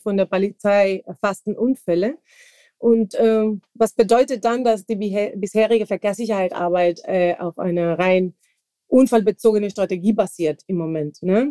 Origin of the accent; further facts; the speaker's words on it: Santa Cruz de la Sierra, Santa Cruz, Bolivia; German is a second language; moved away as an adult; now in Germany; ich komme ursprünglich aus Bolivien, Südamerika